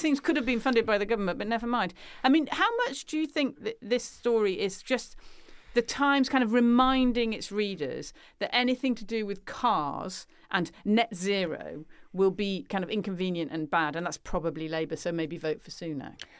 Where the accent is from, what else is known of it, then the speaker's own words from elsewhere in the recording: United Kingdom; speaking as a British person